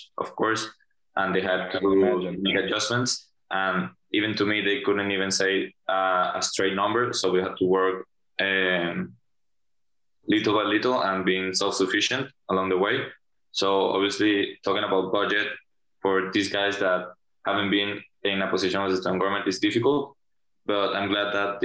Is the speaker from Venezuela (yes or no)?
yes; Venezuela; moved away; I'm from Venezuela